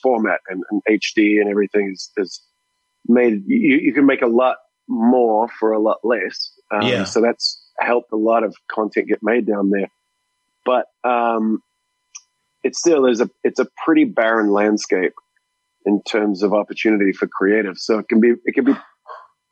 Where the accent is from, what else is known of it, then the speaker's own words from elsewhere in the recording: Auckland, New Zealand; moved away as an adult; also born or lived in Wellington, New Zealand; I was born in Wellington and little old Wellington. And then we moved up to, Auckland when I was about 6 or 7